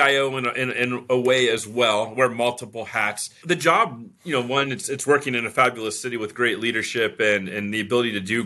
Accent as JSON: {"language": "English", "town": "Irvine", "region": "California", "country": "United States", "tie": "born or raised there", "moved": "as an adult", "lives_now": "Las Vegas, United States", "said": "I was born and raised in Irvine, California, and spent majority of my entire life in California, in Southern California mainly"}